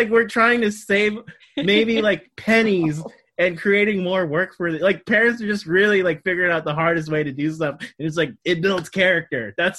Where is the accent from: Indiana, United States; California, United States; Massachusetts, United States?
California, United States; Sacramento; also born or lived in Queens / Manhattan; now in New York, United States; we're from Sacramento. We did our own laundry for our whole lives.